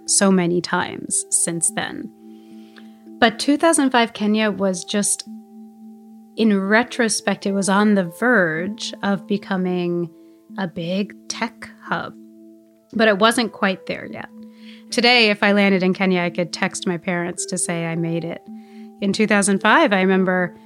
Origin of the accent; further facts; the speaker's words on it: United States; I am American and I'm part of the study abroad program.